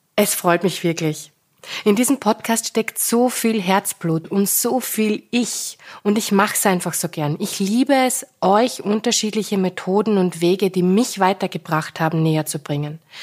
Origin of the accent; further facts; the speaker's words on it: Styria, Austria; moved away; Im Krankenhaus, in meiner Geburtsstadt in der Steiermark